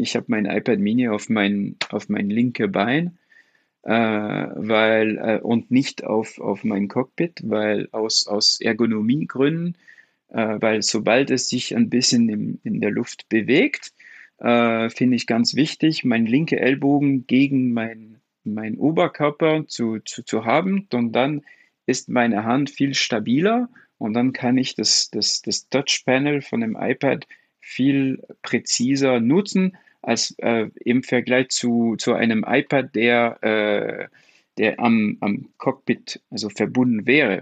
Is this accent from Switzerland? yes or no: no; France; German is a second language; als Franzose